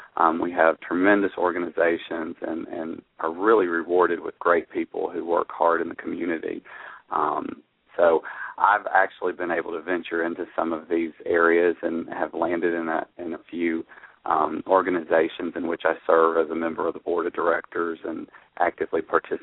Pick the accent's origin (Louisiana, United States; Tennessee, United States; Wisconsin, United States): Tennessee, United States; Elizabethton; moved away as an adult; now in Nashville, United States; I moved to Nashville about 5 years ago. I was in private practice for a couple of years back in our hometown of Elizabethton in northeast Tennessee, the beautiful Appalachian Mountains